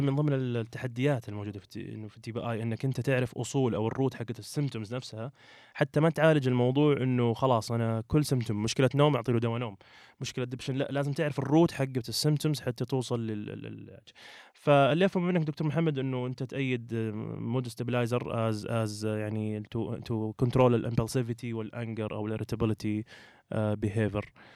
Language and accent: Arabic; Saudi Arabia; عندنا في السعوديه